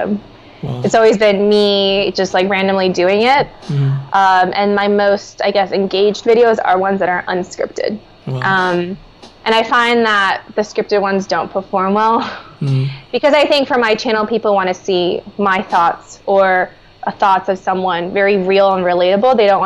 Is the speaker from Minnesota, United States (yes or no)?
yes; Minnesota, United States; I grew up in Minnesota, so I was the only non-blonde-haired, blue-eyed person in my school